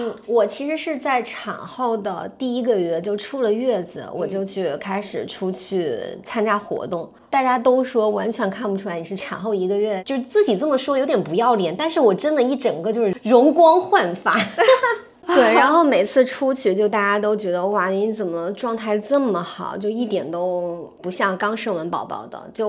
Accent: Zhejiang, China; 而且小赌超级牛，就是因为我们是浙江人，然后很爱吃鱼

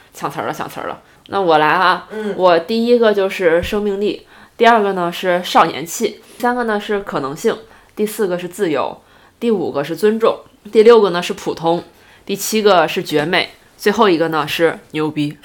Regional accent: Northeast China, China; 作为一个东北人从来没有去滑过雪

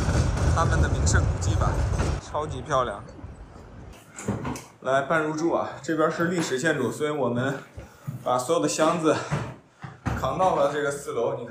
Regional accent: China; 我们中国人也喜欢房子，

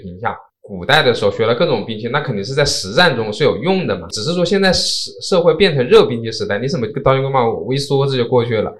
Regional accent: China; 我这个在中国出生的中华民族的这个身体

